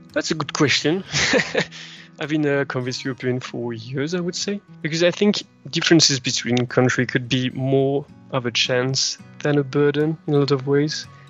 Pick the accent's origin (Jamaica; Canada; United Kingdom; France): France; accent: French; English is a second language; I'm French, uh, as you can probably hear by my accent.